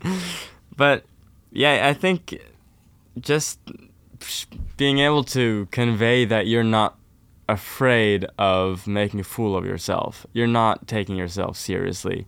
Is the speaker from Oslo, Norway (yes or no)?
yes; Oslo, Norway; I'm from Oslo, Norway. So I'm from the town